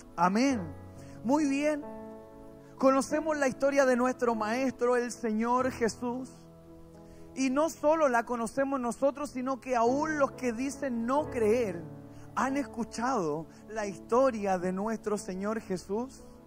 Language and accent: Spanish; Puente Alto, Santiago Metropolitan Region, Chile; Somos de Puente Alto, nacido y criado